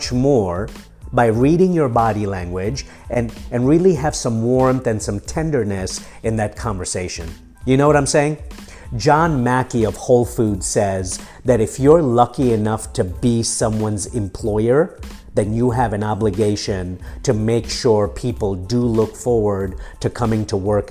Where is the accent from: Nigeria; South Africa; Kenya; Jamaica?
Kenya; Nairobi; also born or lived in Mombasa, Kenya / London, United Kingdom; now in United States; I was born in Mombasa, I was raised in Nairobi in East Africa, and I came here as an immigrant from the streets of London when I was 18